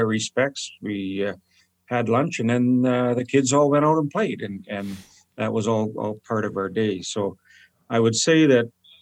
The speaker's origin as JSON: {"language": "English", "town": "Saskatoon", "region": "Saskatchewan", "country": "Canada", "tie": "born or raised there", "said": "I was born in Pleasant Hill in Saskatoon"}